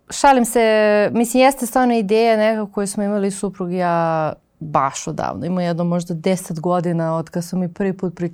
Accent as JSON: {"language": "Croatian", "town": "Kraljevo", "region": "Raška District", "country": "Serbia", "also_born_or_lived": "Novi Beograd, Belgrade", "moved": "yes", "lives_now": "Belgrade, Serbia", "said": "ja sam iz Kraljeva, imala sam babu na selu, u Viči, u Dragačevu, ali za sve ostalo smo nekako imali tu nekog u kraju, neko nešto pravi."}